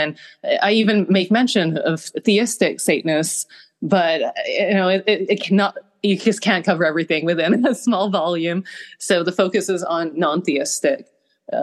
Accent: Canada; I grew up in Canada, and we are not as Christian as our southern neighbors.

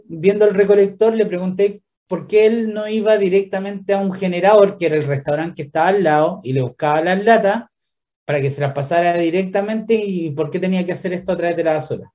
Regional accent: Villarrica, Araucanía, Chile; moved away; yo soy de Villarrica

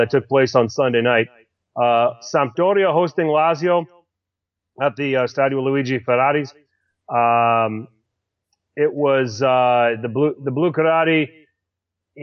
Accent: United States; as an American

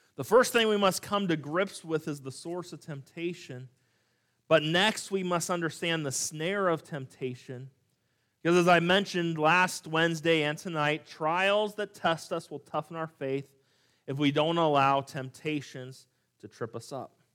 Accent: California, United States; moved away; also born or lived in Montana; growing up in California

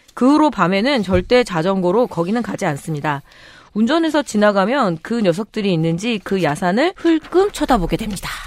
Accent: Chungju, North Chungcheong, South Korea; 특히 우리 아버지가 충주는 중앙탑이 있어서 중앙 사람이니까 중앙말이라고 생각을 하라고 그랬었거든요. 근데 네, 나중에 보니까 제가 사투리를 되게 쓰고 있더라고요

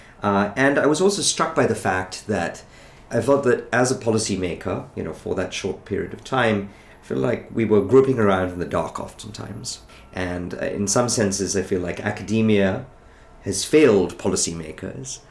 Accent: India; moved away as an adult; I grew up in India

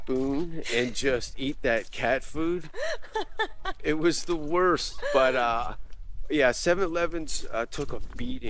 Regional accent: Canada; moved away; also born or lived in Stockholm, Sweden / Los Angeles; as a Canadian

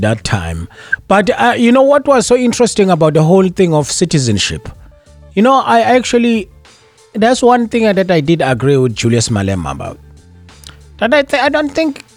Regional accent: South Africa; now in Danbury, United States; me, who's born in South Africa

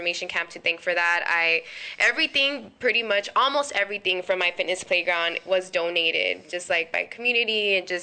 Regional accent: Cudahy, California, United States; I'm from Cudahy, California

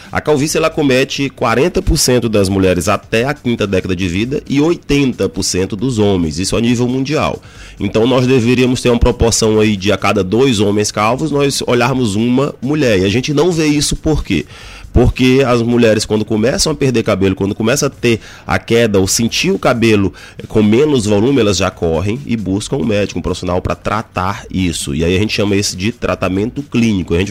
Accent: São Luís, Maranhão, Brazil; eu sou daqui mesmo de São Luís e eu fiz a graduação em, em medicina aqui.

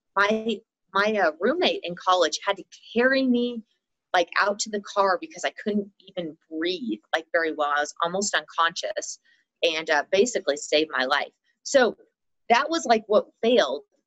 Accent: Texas, United States; now in Colorado, United States; I did most of my growing up in Texas, but we always had extended family here. So I was really between Colorado and Texas

